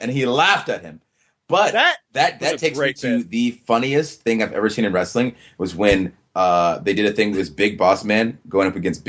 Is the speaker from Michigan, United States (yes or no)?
no; Georgia, United States; growing up in Georgia.